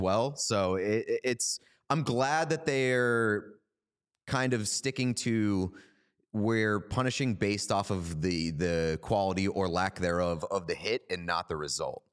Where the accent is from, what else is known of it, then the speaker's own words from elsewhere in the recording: Boston, Massachusetts, United States; We're both from Boston.